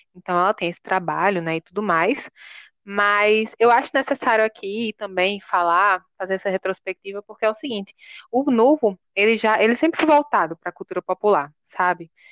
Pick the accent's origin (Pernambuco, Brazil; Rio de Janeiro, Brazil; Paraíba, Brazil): Paraíba, Brazil; João Pessoa; eu nasci em João Pessoa, né? Sou totalmente urbanizada